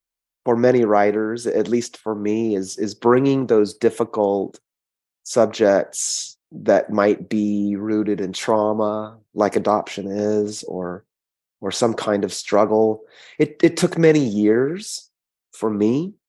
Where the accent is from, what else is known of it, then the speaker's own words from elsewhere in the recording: California, United States; also born or lived in South Korea; before I came to California, I was born in South Korea and adopted at 10 months.